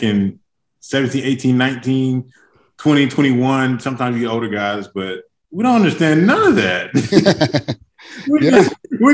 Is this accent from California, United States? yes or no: no; Dallas, Texas, United States; I'm from Dallas